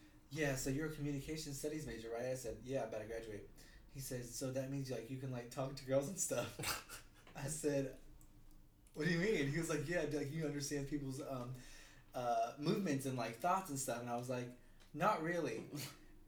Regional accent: Asheville, North Carolina, United States; now in Greensboro, United States; I'm from Asheville, North Carolina, but I live now in Greensboro.

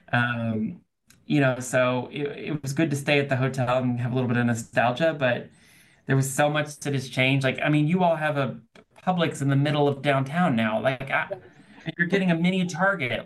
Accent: Nashville, Tennessee, United States; also born or lived in Auburn; I'm from Nashville. I moved back to Nashville

